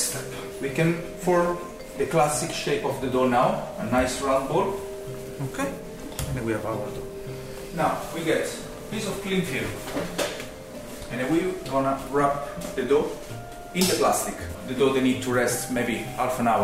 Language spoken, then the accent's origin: English; Rome, Lazio, Italy; now in Tralee, Ireland; We are from Rome, originally